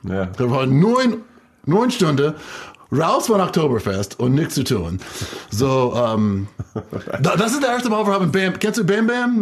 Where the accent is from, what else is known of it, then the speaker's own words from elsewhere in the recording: United States; German is a second language; wir sind Amerikaner